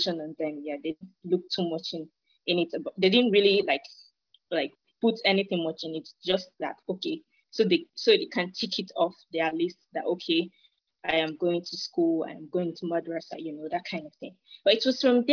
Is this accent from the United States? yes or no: no; Nigeria; I'm from Nigeria.